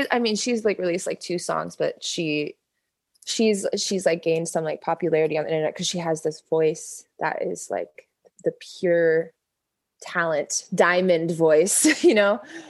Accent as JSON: {"language": "English", "town": "Melbourne", "region": "Florida", "country": "United States", "tie": "born or raised there", "said": "Melbourne, Florida, which is southeast of Orlando. It's like near Cape Canaveral. So I got to see the space shuttles launch from my front yard."}